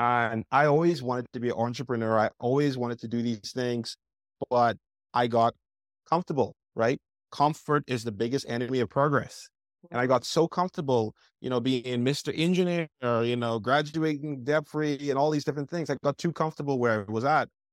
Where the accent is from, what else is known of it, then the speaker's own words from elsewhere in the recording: Bahamas; now in United States; I grew up in the Bahamas, uh, young island boy